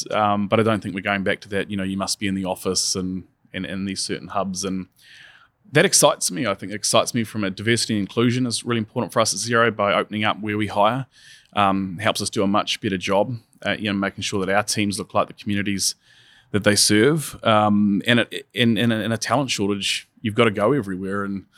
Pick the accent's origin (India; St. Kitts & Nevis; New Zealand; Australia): New Zealand; I'm originally from New Zealand, and we watched them go into lockdown and sort of eradicate the virus and then go back.